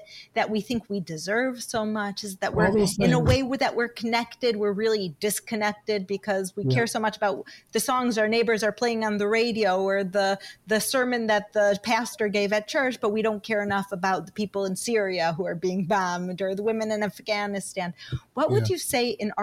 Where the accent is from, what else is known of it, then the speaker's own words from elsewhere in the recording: United States; moved away as an adult; now in Israel; I grew up in America, and I grew up on the saying, don't talk to strangers